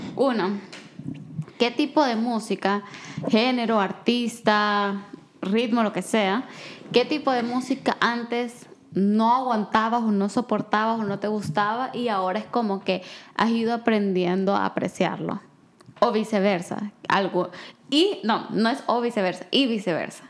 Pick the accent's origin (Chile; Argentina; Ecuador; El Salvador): El Salvador; yo crecí en El Salvador